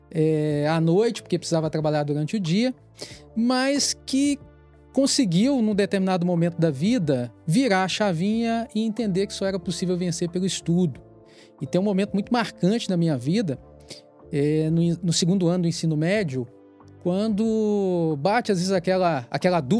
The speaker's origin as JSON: {"language": "Portuguese", "town": "Itabira", "region": "Minas Gerais", "country": "Brazil", "tie": "born there", "said": "sou uma pessoa de origem humilde. Eu nasci em Itabira, Minas Gerais."}